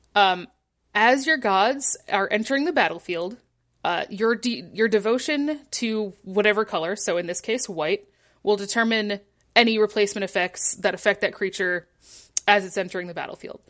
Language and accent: English; Michigan, United States; moved away; I'm from Michigan